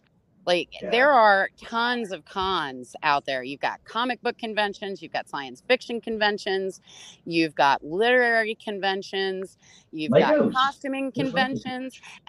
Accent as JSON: {"language": "English", "town": "Roanoke", "region": "Virginia", "country": "United States", "tie": "born or raised there", "said": "my home state of Virginia. And I was, I grew up in Roanoke"}